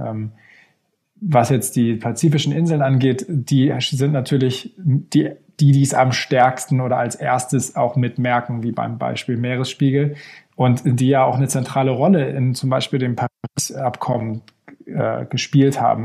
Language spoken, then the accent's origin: German; Hamburg, Germany; moved away as an adult; also born or lived in Stockholm, Sweden; now in Geneva, Switzerland; ich bin am Wasser aufgewachsen in Hamburg